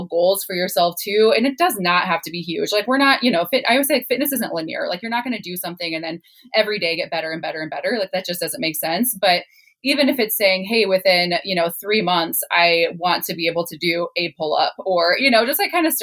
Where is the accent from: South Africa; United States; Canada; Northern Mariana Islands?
United States; Midwest; I was raised in the Midwest